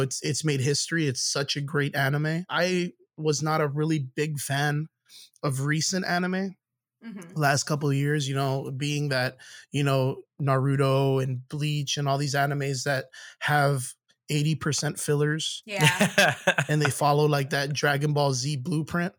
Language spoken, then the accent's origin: English; Rio Grande Valley, Texas, United States; I come from the Rio Grande Valley, which is the southmost part of Texas.